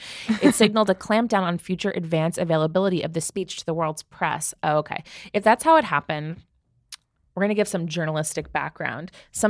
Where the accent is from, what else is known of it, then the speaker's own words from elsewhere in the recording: United States; I'm American. I'm American.